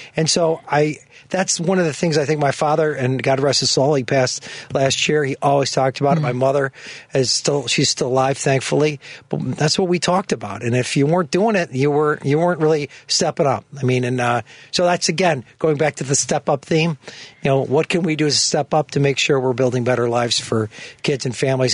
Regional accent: Chicago, Illinois, United States; grew up in, in the park, Rogers Park, West Rogers Park

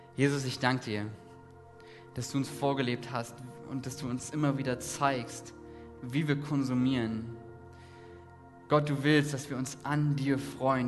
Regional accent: Saxony, Germany; Ich komme aus Ostdeutschland, aus Sachsen

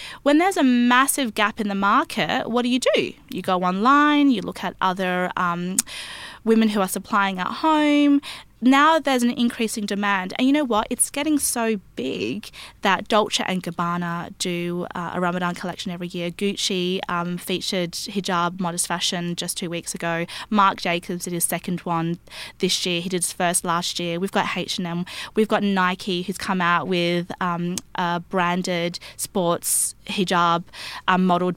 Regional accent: Australia; I grew up in Australia

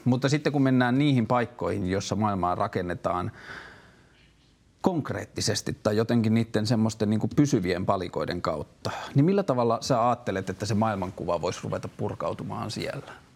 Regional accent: Tornio, Lapland, Finland; moved away; Mä oon myös kotoisin Torniosta, Kyläjoelta

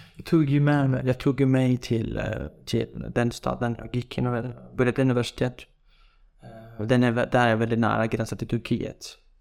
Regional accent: village near the Iraq border, Iranian Kurdistan, Iran; Swedish is a second language; moved away as an adult; now in Sweden; Jag är ju från en by. Den är väldigt nära gränsen, liksom. Iran och Irak. Vi tillhör ju Iran.

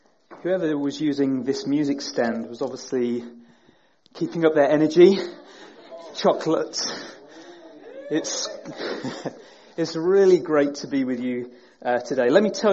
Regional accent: Peterborough, East of England, United Kingdom; As Graham says, we're from Peterborough. We're from the flatlands, where there are no hills whatsoever.

